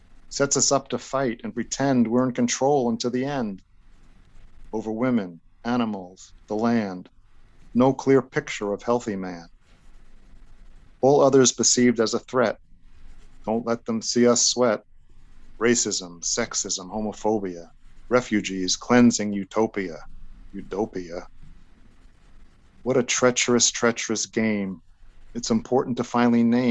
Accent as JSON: {"language": "English", "town": "New York City", "region": "New York", "country": "United States", "tie": "born or raised there", "also_born_or_lived": "East Rockaway, New York", "said": "I grew up Italian in Brooklyn and East Rockaway"}